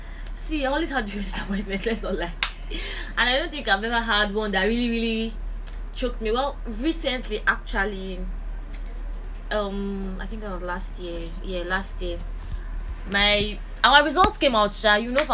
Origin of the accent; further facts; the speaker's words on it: Nigeria; a Nigerian.